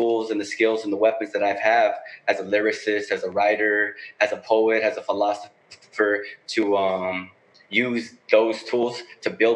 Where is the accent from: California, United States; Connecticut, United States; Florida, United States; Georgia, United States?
California, United States; Los Angeles; I'm from the Northeast. That's Northeast LA.